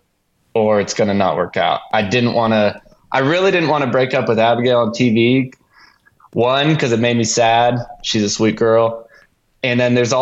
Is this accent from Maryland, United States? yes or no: no; Tulsa, Oklahoma, United States; moved away as an adult; also born or lived in Los Angeles / San Diego / Utah; I'm from Tulsa, Oklahoma